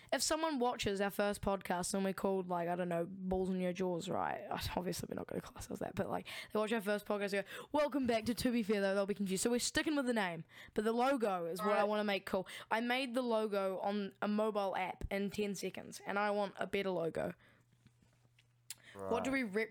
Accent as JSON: {"language": "English", "country": "New Zealand", "said": "we're from New Zealand"}